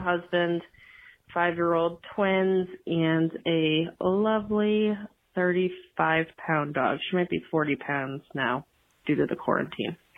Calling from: Connecticut, United States; I am calling from Connecticut.

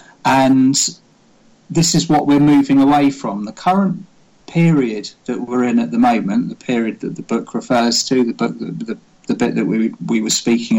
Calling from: Wimborne, South West England, United Kingdom; I am speaking from my office in my house in Wimborne.

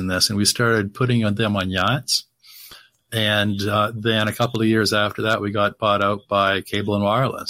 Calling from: Miami, Florida, United States; Miami, and I looked at it's only supposed to go to 88 Fahrenheit today.

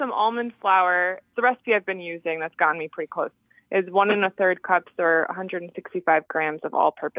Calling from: Milford, Massachusetts, United States; Hi, this is …, and I'm calling from Milford, Massachusetts.

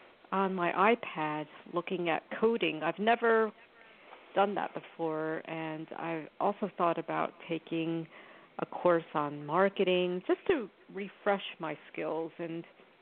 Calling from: New York, United States; I'm calling from New York

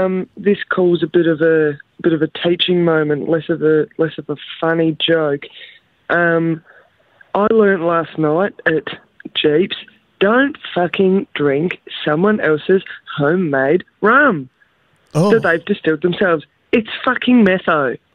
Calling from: Victoria, Australia; Hi, boys. I'm from Victoria here. How you going?

